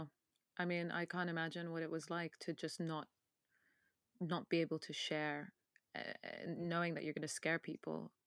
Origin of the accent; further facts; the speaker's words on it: Sudanese British, England, United Kingdom; this is coming from Sudanese British girl